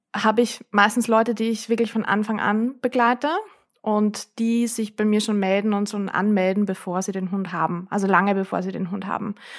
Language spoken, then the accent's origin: German; Vienna, Austria; bei uns in Wien